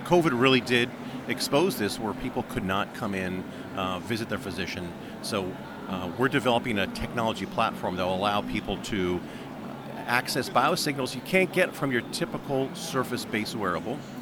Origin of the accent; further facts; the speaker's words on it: United States; as an American